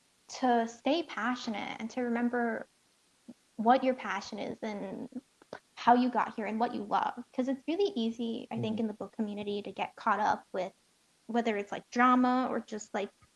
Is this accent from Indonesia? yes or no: yes; Indonesia; I'm not Malaysian, but I'm Indonesian